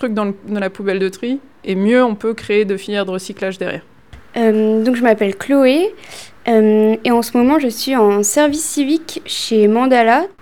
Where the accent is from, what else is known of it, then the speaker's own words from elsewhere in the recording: Réunion, France; Je viens d'arriver, ça, fait ça fait 2-3 mois. Je viens de la Réunion.